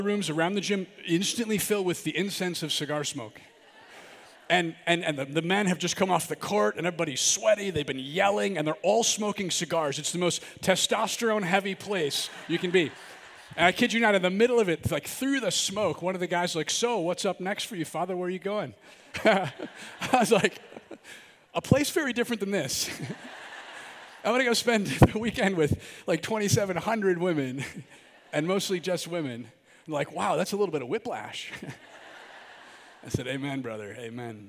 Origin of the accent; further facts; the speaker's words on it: Milwaukee, Wisconsin, United States; I'm from the Archdiocese of Milwaukee